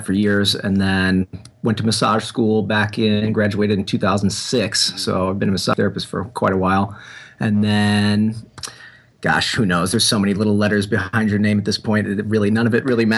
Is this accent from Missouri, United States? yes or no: yes; St. Louis, Missouri, United States; I grew up in St. Louis, born and raised St. Louis, Missouri